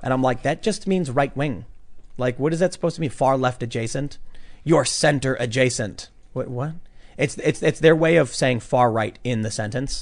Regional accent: Chicago, Illinois, United States; we're both from Chicago

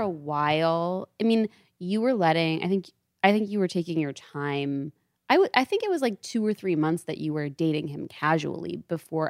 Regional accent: Storrs, Connecticut, United States; I am from Stores, Connecticut. It's, like, way the fuck out there

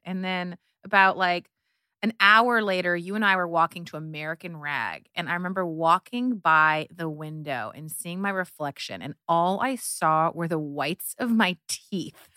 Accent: Canada; moved away as an adult; also born or lived in Hungary / New York; I was raised in Canada. I am the child of Hungarian immigrants

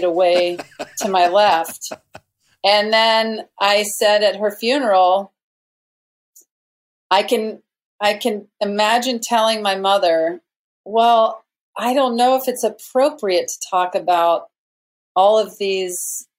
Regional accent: small town Mississippi, United States; we were in small town Mississippi, my hometown, my mother's hometown.

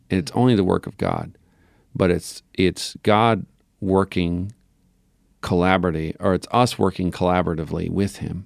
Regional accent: Newfoundland and Labrador, Canada; growing up in Newfoundland

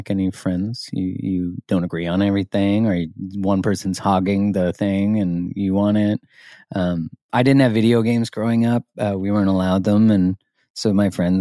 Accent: Canada; I'm Canadian.

